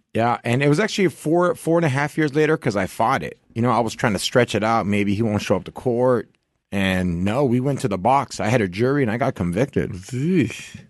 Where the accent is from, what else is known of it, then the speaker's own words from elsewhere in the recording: Santa Ana, California, United States; also born or lived in Orange, California / Anaheim, California; I grew up in Orange County